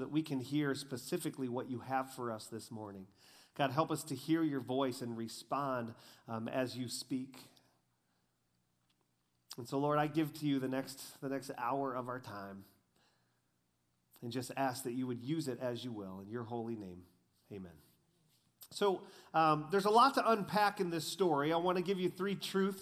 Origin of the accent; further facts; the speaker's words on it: Groves, Texas, United States; I grew up in Texas, Groves, Texas, and my high school was called Port Neches Groves Texas High School